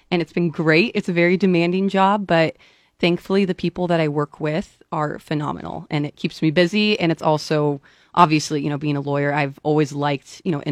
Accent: Lincoln, Nebraska, United States; also born or lived in Fremont; Yeah, I was born in Fremont, but raised in Lincoln.

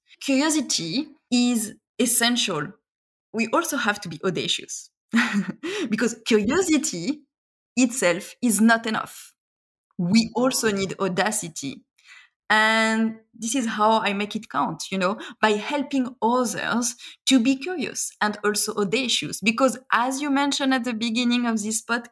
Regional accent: France; moved away as an adult; also born or lived in Shanghai, China; now in Australia; I left France and expatriated in China, as you mentioned, in Shanghai

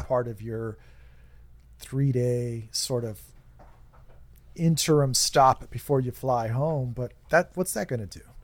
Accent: United States; we're so insular here in the United States

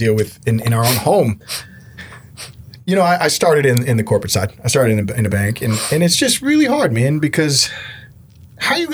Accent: Houston, Texas, United States; also born or lived in Middle East / Seattle; growing up in Houston

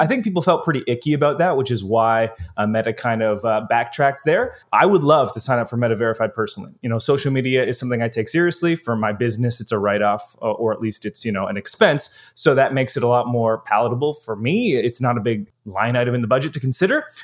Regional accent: Canada; as a Canadian

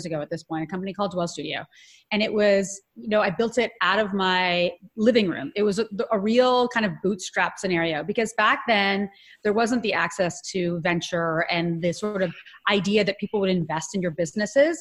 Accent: Ottawa, Ontario, Canada; So I'm Canadian. I grew up in Ottawa, Canada

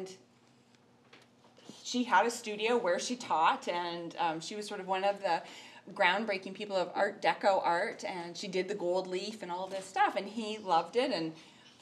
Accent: Summerland, British Columbia, Canada; moved away; also born or lived in Victoria, Canada; I came from Summerland, from a little town where, you know, I'd never learned about art history

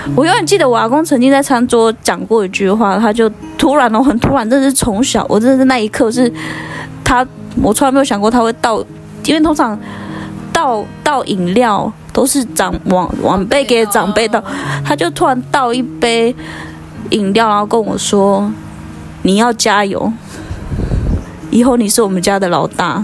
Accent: Shizi, Pingtung County, Taiwan; 但是从小我生活环境也是在教会，所以我在狮子乡内文村长大

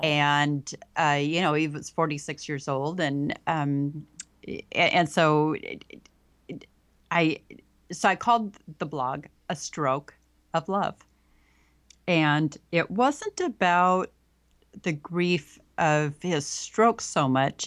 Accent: Pacific Northwest, United States; born or raised there

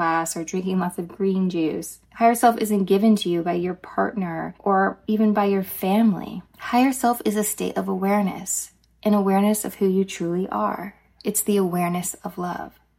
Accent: Dallas, Texas, United States; I grew up in Dallas, Texas, and in our elementary school

